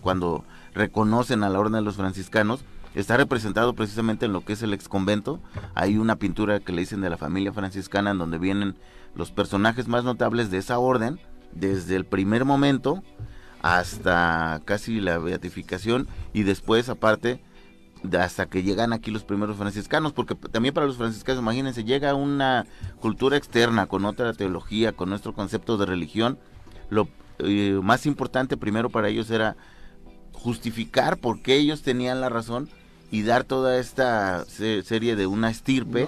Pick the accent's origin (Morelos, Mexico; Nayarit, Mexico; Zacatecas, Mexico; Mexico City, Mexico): Morelos, Mexico; Tezoyuca; de donde yo soy, en Tezoyuca